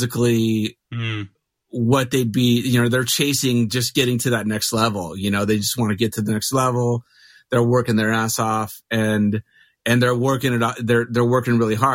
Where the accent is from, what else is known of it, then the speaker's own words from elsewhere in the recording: Mesa, Arizona, United States; now in Phoenix, United States; So I grew up in Mesa